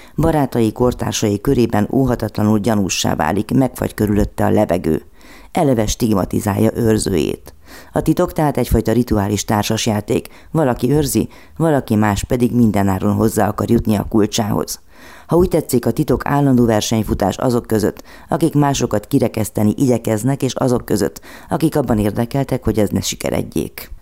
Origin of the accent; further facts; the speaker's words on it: Romania; Olyan országban nőttem fel, ahol börtön várt a homoszexuálisokra, és ez még a rendszerváltás után is tartott. Románia